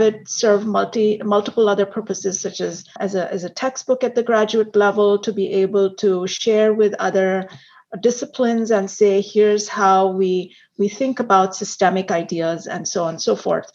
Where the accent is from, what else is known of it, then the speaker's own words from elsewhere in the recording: India; also born or lived in Hong Kong; now in United States; I was born and raised in India. And I think some of my friends know this, that I've lived in India, in Hong Kong, and of course, in the United States